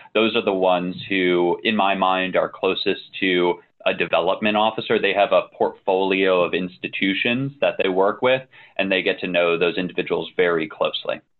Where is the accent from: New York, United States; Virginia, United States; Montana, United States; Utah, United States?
Virginia, United States; Northern; also born or lived in New Jersey; I grew up a little bit in New Jersey, primarily in Northern Virginia.